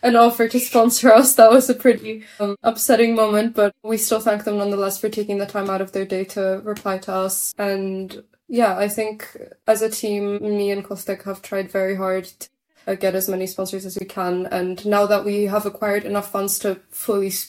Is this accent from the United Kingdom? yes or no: no; Warsaw, Masovian Voivodeship, Poland; we are from Warsaw